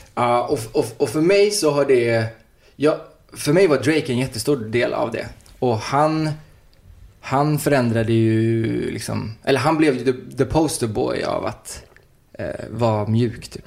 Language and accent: Swedish; Uddevalla, Västra Götaland, Sweden; now in Stockholm, Sweden